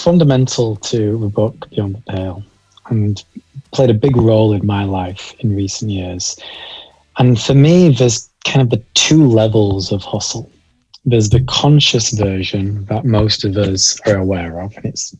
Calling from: Halifax, Yorkshire and the Humber, United Kingdom; I am calling in from a fairly small town in the north of England called Halifax. We're in Yorkshire and sandwiched pretty neatly between Leeds and Manchester.

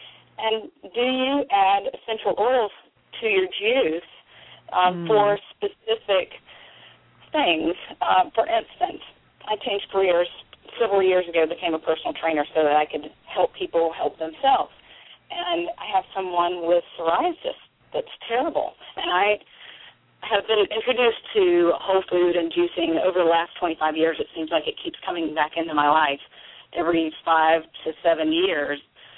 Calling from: South Carolina, United States; I'm calling from South Carolina.

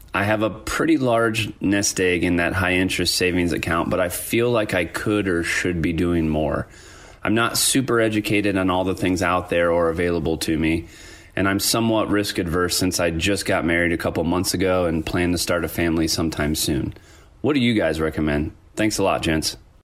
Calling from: Fort Collins, Colorado, United States; I'm calling in from Fort Collins, Colorado.

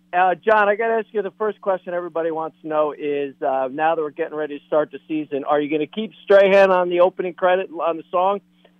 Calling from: Tampa, Florida, United States; Now, you know … in Tampa.

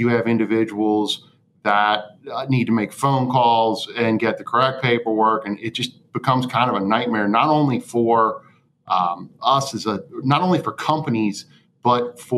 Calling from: Cincinnati, Ohio, United States; I'm coming in from Cincinnati.

